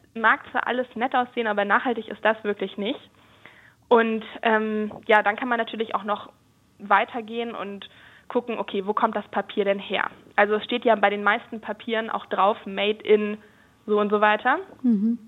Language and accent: German; Germany; bei uns in Deutschland